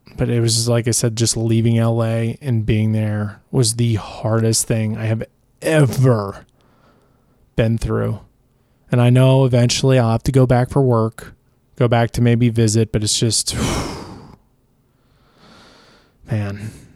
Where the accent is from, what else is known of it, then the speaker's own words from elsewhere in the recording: Chicago, Illinois, United States; moved away; also born or lived in Los Angeles, California; I'm originally from Chicago, so being from Portillo's or, or just eating Portillo's as a kid